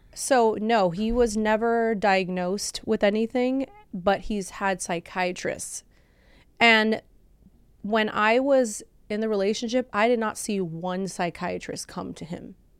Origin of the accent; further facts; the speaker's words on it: Orange County, California, United States; also born or lived in Bulgaria / Lancaster, California; I grew up in Orange County, but I originally am from Europe. So I came from Bulgaria